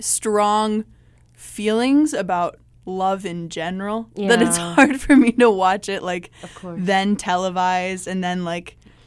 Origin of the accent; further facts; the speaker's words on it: Des Moines, Iowa, United States; I am. Oh, yep. Yeah. I'm from Des Moines.